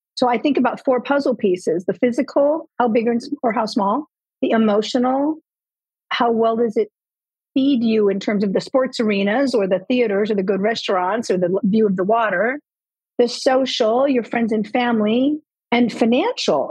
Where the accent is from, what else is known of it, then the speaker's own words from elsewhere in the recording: Southern California, United States; moved away as an adult; also born or lived in Colorado; now in Florida, United States; we were born and raised in Southern California